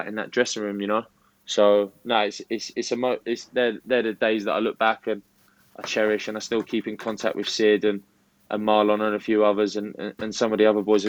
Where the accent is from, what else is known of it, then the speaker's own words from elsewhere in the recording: the South of England, United Kingdom; accent: Southern; they caught wind with my accent that I was a Southerner